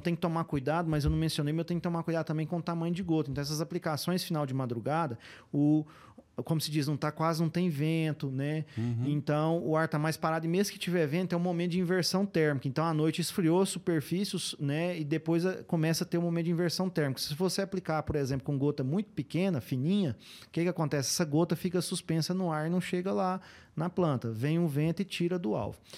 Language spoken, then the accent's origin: Portuguese; Indiara, Goiás, Brazil; Sou natural de Indiara, né? Mas fui criado mesmo ali na, nas fazendas ali ao redor